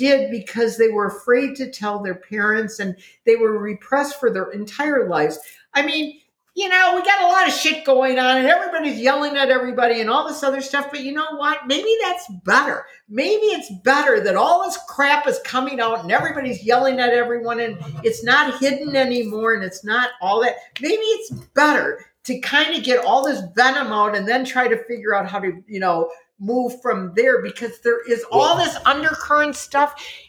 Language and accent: English; Wisconsin, United States; And we grew up in Wisconsin.